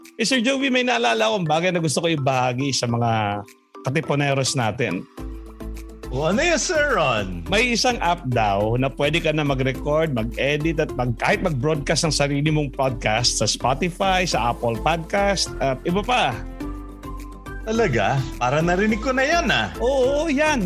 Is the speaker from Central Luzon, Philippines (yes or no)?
yes; Tarlac, Central Luzon, Philippines; now in Antipolo, Philippines; ako ay taga Tarlac